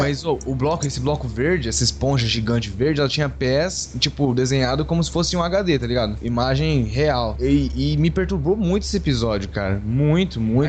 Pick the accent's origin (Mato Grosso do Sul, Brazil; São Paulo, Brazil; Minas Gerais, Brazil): Mato Grosso do Sul, Brazil; Três Lagoas; now in São José do Rio Preto, Brazil; eu sou de Três Lagoas, e aí o povo ficou lá e eu vim pra cá, pra Rio Preto